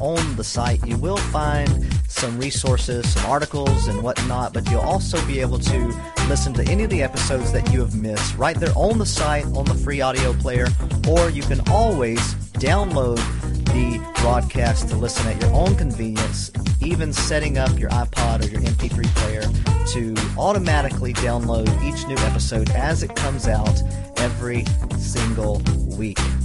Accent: Texas, United States; I'm an American and as, even a Texan, as great as being a Texan is

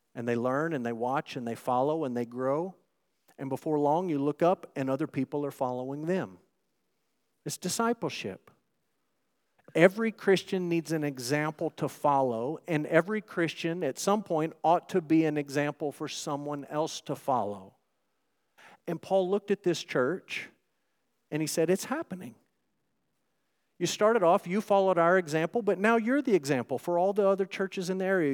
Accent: Texas, United States; those of us who are proud to be Texans

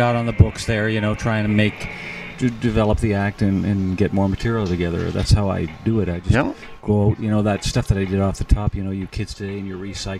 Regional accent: Edmonton, Alberta, Canada; moved away as an adult; also born or lived in Montreal / Toronto; now in Calgary, Canada; I grew up in Edmonton, which is a city about 3 hours north of here.

